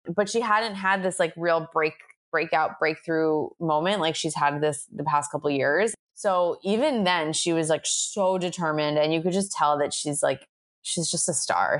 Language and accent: English; Long Island, New York, United States; I'm from Long Island, which is a very Jewish area, or I'm from a very Jewish area in Long Island